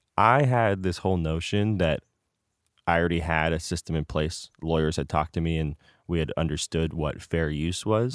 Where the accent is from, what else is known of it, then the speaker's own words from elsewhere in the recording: Danville, California, United States; I grew up in Danville